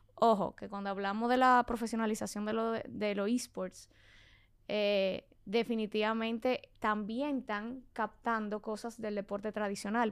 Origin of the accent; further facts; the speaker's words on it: Santo Domingo, Distrito Nacional, Dominican Republic; also born or lived in Mexico; yo soy de Santo Domingo. Nací aquí, me crié aquí, todo aquí